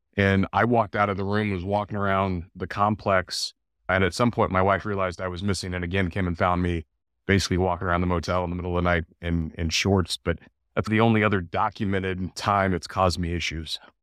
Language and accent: English; El Paso, Texas, United States; moved away as an adult; growing up in El Paso, Texas